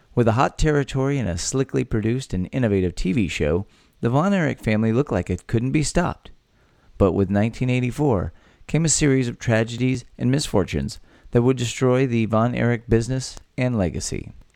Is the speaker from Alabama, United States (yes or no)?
no; Texas, United States; born or raised there